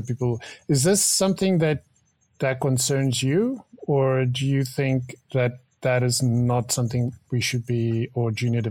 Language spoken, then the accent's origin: English; South Africa; I'm from South Africa, so, you know, same continent.